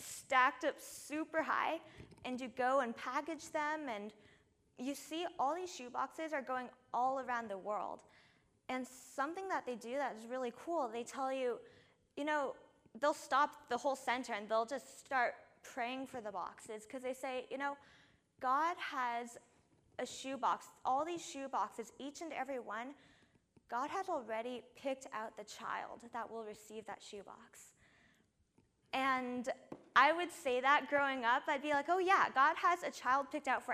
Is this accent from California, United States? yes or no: yes; California, United States; I'm not from Florida. I'm actually from here, from California